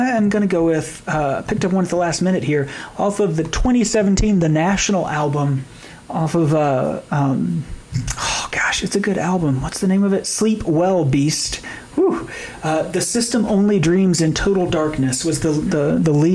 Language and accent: English; United States; friend of mine who I grew up with in Lincoln County